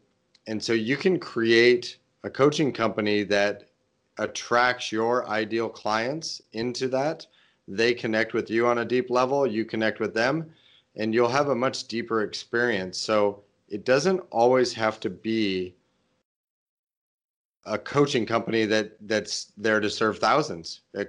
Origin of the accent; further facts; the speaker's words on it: Portland, Oregon, United States; I think it's going to be in my hometown area of Portland, mm-hmm. Oregon.